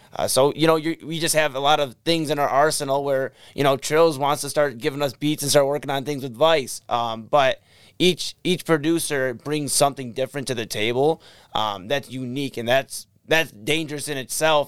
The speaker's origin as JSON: {"language": "English", "town": "Brooklyn", "region": "Ohio", "country": "United States", "tie": "born or raised there", "also_born_or_lived": "Parma, Ohio / Cleveland, Ohio", "said": "I grew up in Brooklyn"}